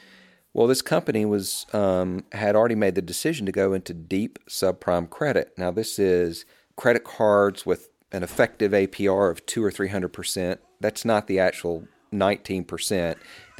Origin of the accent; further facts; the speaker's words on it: the South, United States; I mean, you can hear how I talk. I'm a Southerner.